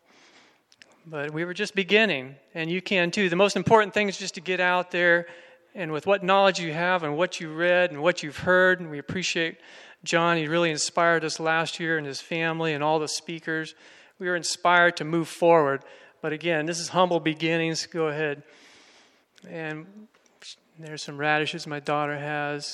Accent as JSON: {"language": "English", "region": "Florida", "country": "United States", "tie": "born or raised there", "moved": "yes", "said": "I'm from Florida originally. I grew up there gardening in sandy soil"}